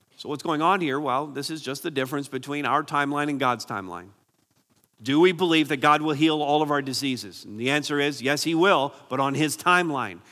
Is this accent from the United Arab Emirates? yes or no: no; Barrie, Ontario, Canada; I'm from Barrie, so we have C T V, Barrie News, and, and I'm grateful to live in a community that's pretty safe.